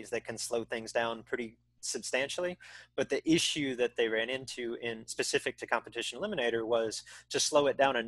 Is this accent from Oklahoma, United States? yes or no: no; Texas, United States; also born or lived in Southern California; we moved there when I was 8 years old